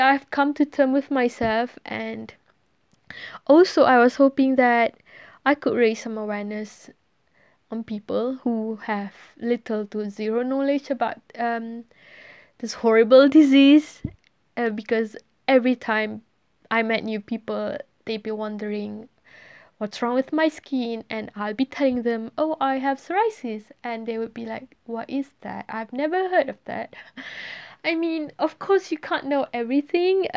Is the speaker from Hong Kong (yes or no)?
no; Malaysia; English is a second language; moved away as an adult; I'm Malaysian. I'm born and bred there